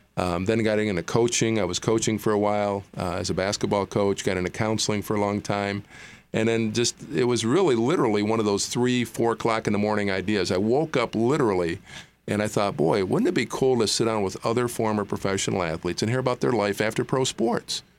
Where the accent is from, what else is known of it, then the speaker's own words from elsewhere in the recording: Gaylord, Michigan, United States; I grew up in northern Michigan in a town called Gaylord, Gaylord, Michigan